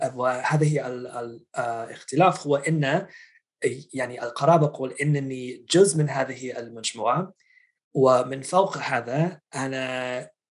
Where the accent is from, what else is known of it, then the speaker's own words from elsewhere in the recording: outside Boston, Massachusetts, United States; Arabic is a second language; now in Washington, D.C., United States; أنا نشأت في آه، ولاية ماساتشوستس يعني من خارج مدينة باستن